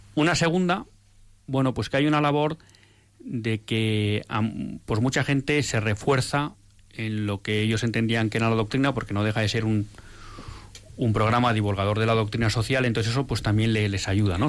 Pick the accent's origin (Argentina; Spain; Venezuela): Spain; Bilbao, Basque Country; moved away as an adult; ya he dicho que soy de Bilbao, entonces yo más o menos hasta los, nunca sé muy bien, pero hasta los 33, 34 vivo en Bilbao